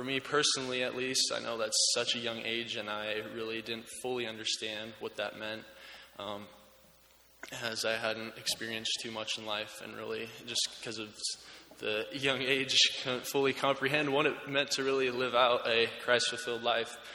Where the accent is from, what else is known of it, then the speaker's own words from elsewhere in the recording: Oregon, United States; moved away as an adult; now in Houghton, United States; I transferred here as a junior from my home state of Oregon